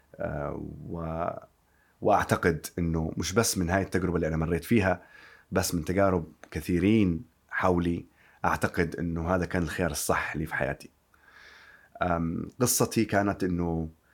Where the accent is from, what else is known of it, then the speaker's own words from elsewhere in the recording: Yemen; now in London, United Kingdom; أنا طبيب وأصلي من اليمن